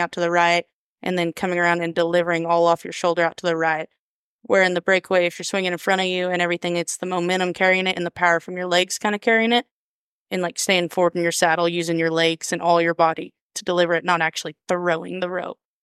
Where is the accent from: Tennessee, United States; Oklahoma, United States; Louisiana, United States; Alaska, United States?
Oklahoma, United States; Woodward; also born or lived in Harmon, Oklahoma; now in Alva, United States; I grew up Northwestern, Oklahoma. We never left there, um, from Harmon